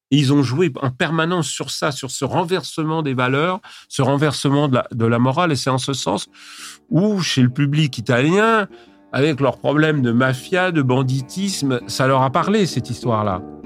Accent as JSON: {"language": "French", "country": "France", "said": "Chez nous, en France"}